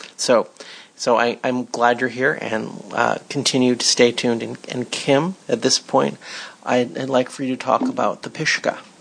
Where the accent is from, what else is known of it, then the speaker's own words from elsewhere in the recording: Los Angeles, California, United States; Growing up in Cheviot Hills